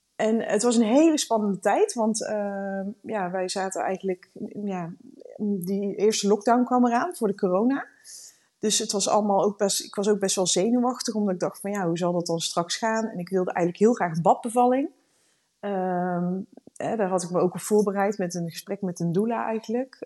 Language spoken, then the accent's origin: Dutch; Randstad, Netherlands; moved away as an adult; now in Leerdam, Netherlands; We komen uit de Randstad. We zijn twee jaar geleden zijn we hier komen wonen